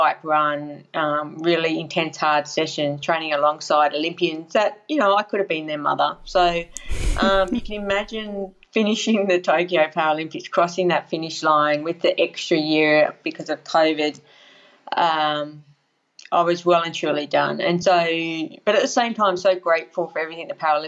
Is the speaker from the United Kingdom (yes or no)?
no; Casino, New South Wales, Australia; casino, Northern New South Wales, unfortunately affected by the floods recently, just near Lismore